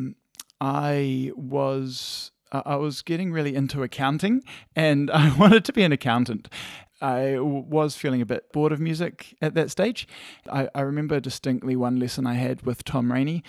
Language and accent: English; Christchurch, Canterbury, New Zealand; also born or lived in Calgary, Canada; I grew up in Shirley, Christchurch, so went to Shirley Primary School and Banks Ave, and then Chisnawood Intermediate.